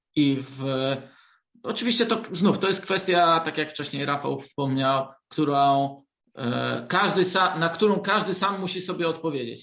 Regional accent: Wrocław, Lower Silesian Voivodeship, Poland; jestem z Wrocławia, to e, też bardzo lubiłem futbol jako dzieciak

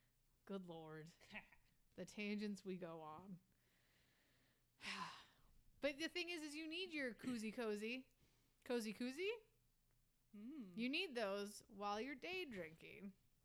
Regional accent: the North, United States; So, yeah, okay, but I'm from the north.

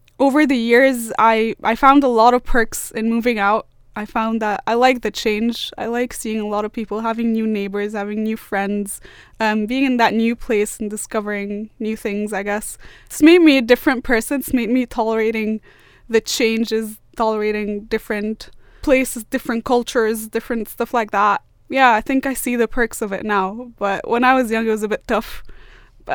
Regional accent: Alexandria, Alexandria Governorate, Egypt; moved away as an adult; also born or lived in Cairo, Egypt; now in Sunderland, United Kingdom; I used to live in Cairo when I was really young, and then I moved to Alexandria where I lived for about 14-15 years.

